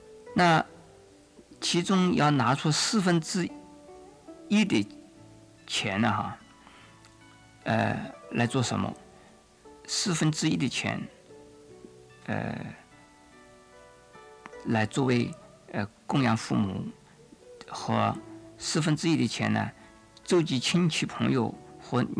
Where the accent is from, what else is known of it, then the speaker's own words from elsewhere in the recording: China; 应该像我们中国人呢，呃，常常在新年里讲了一句话：“恭喜发财。”